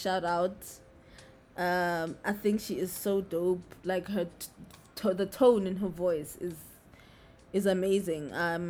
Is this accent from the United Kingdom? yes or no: no; South Africa; I'm South African.